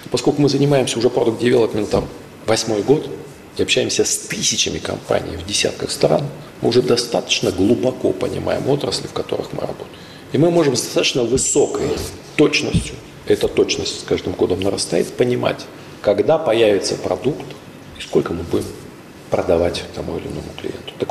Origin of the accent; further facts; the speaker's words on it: Krasnoyarsk, Krasnoyarsk Krai, Russia; also born or lived in Novosibirsk; в городе Красноярске, в нашем родном я сам родился в Новосибирске, более того, в городке, но мои родители из Красноярска.